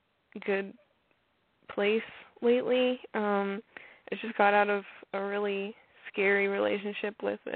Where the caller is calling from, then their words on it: Arkansas, United States; I'm calling from Arkansas.